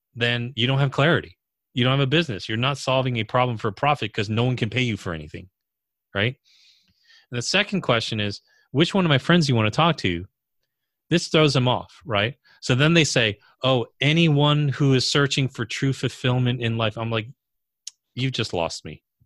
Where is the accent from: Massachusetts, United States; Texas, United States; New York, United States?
New York, United States; New York area, United States; also born or lived in California; I'm from the New York area